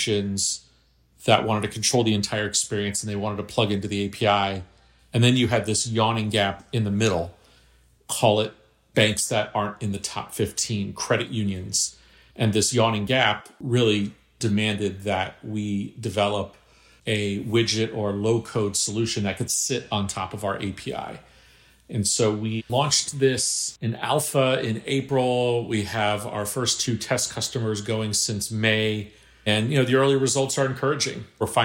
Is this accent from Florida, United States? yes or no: yes; Miami, Florida, United States; I grew up in Miami